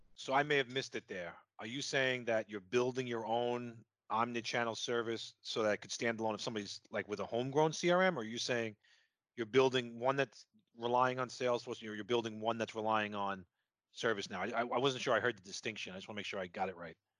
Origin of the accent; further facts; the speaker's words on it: New York, United States; accent: New York; my New York accent